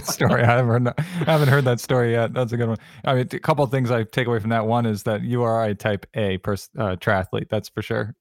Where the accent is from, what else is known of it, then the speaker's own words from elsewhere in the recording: Connecticut, United States; growing up in Connecticut